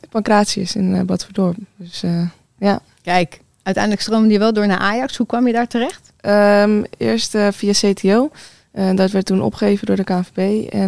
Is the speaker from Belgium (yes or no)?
no; Amsterdam, North Holland, Netherlands; Nee, ik kom uit Amsterdam.